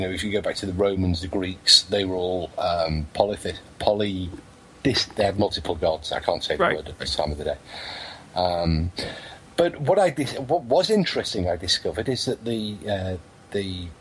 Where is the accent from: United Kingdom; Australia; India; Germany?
United Kingdom